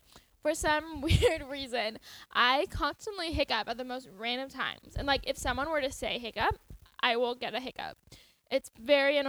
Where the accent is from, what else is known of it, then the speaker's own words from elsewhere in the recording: Roseville, California, United States; now in Lincoln, United States; I've always lived in the Sacramento area, Roseville, to be exact.